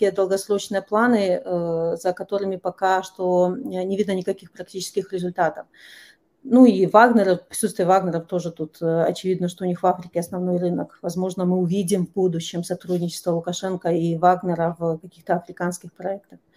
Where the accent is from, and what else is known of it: Belarus